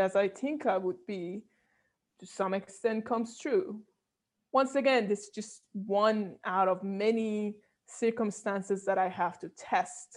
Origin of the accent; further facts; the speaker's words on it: Iran; moved away; I was coming from Iran